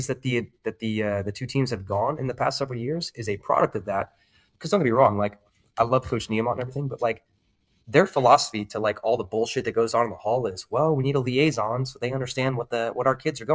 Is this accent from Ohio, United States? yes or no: yes; Chardon, Ohio, United States; moved away as an adult; also born or lived in San Diego, California; now in Texas, United States; I'm originally from Chardon, Ohio. It's a small town on the east side of Cleveland. Grew up there